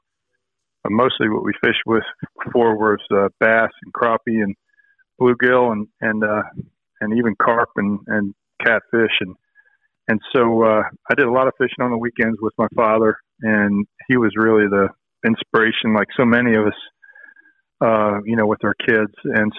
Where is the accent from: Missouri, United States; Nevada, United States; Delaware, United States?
Delaware, United States; Wilmington; I grew up in Wilmington, Delaware, and then my father had a place down on the Chester River in the upper part of the bay in Maryland.